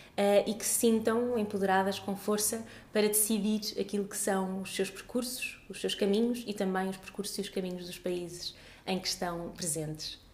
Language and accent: Portuguese; Portugal; já nasci em Portugal, mas toda a minha família é, é de Moçambique